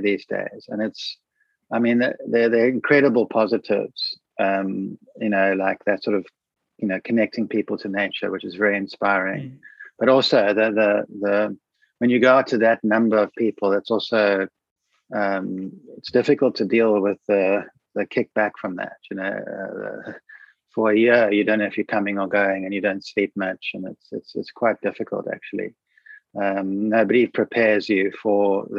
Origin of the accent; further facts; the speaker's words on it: Cape Town, Western Cape, South Africa; I grew up in Buckhoven, which is a stone's throw away from there. So I know that place you're talking about intimately, because that's where I grew up as a child.